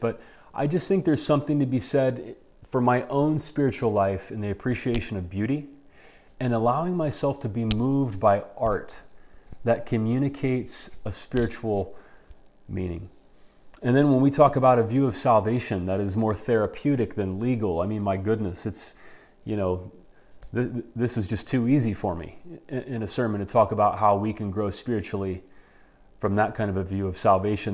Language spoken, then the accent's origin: English; United States; us as American Christians